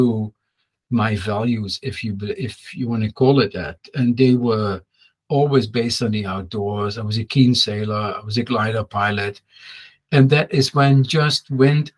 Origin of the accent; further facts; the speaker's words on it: Netherlands; moved away as an adult; also born or lived in France; I went to university, by the way, in Holland, and I'm from Holland, that's where I went to high school